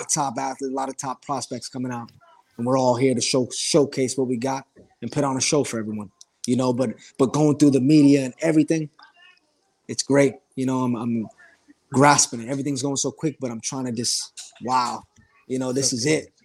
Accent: South Florida, United States; also born or lived in New York; South Florida is my, my home. You know, I was born in New York, but I lived in Florida my whole life

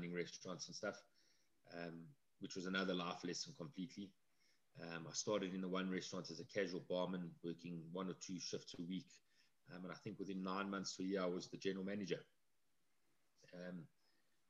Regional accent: Midrand, Gauteng, South Africa; also born or lived in Johannesburg; I was born in Joburg, and we lived in a place called Halfway House. It was a tiny little town between Joburg and Pretoria

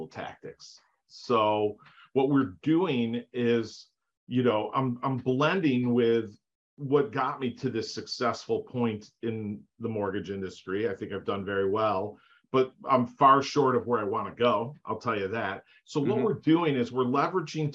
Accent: Northbrook, Illinois, United States; I grew up in the Chicagoland area, a suburb north of Chicago, the North Shore area called Northbrook

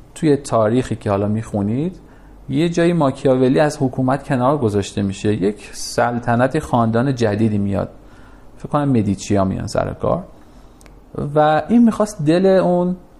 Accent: Tehran, Tehran Province, Iran; پدر من کارش تراشکاری بود یه کارگاه صد متری توی نارمک داشت

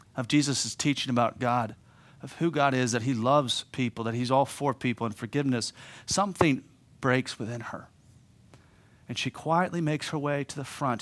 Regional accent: Pittsburgh, Pennsylvania, United States; moved away as an adult; also born or lived in East Homer, New York; now in Homer, United States; I'm from Pittsburgh originally.

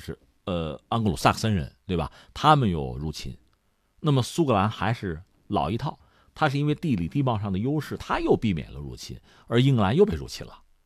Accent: China; 作为我们中国人来讲

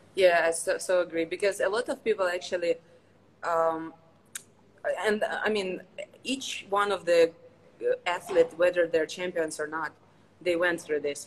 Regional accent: Ukraine; moved away as an adult; now in China; I'm from Ukraine. Uh, grew up there

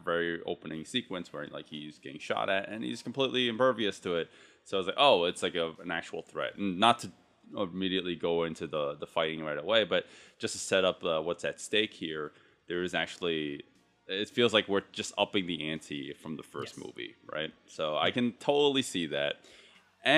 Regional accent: United States; as a American-born Chinese

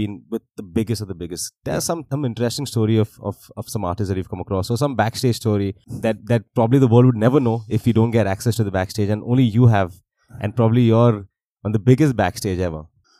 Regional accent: India; what do you think is something that we need as Indian artists? So I DJ myself.

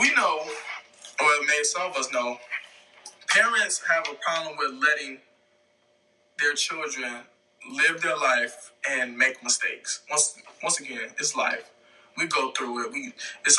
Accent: south suburbs of Chicago, Illinois, United States; I was born in Chicago, but I was raised in the south suburbs of Chicago

